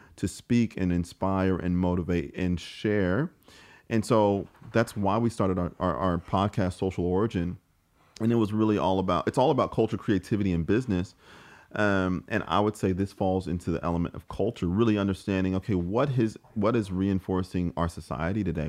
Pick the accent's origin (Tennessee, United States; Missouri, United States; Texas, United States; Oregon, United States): Missouri, United States; St. Louis; moved away as an adult; now in Australia; I'm from St. Louis, Missouri, uh, in the, the United States